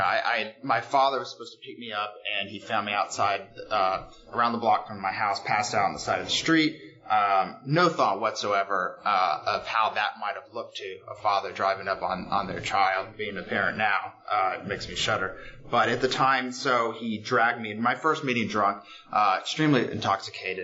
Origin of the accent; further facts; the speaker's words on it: Houston, Texas, United States; moved away as an adult; now in New York, United States; I'm from Houston, Texas. I've been in New York for 9 years now